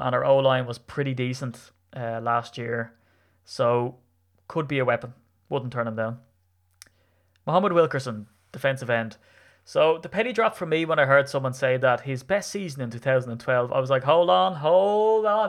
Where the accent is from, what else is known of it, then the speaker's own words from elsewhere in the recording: Ireland; as an Irishman